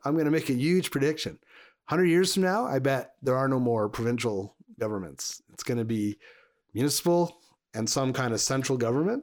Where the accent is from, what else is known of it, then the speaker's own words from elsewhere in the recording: Montreal, Quebec, Canada; now in Alberta, Canada; I grew up in Montreal. I grew up in Quebec